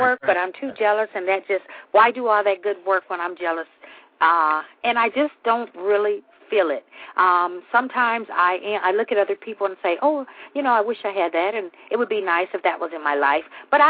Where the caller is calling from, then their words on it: Michigan, United States; I'm calling from Michigan.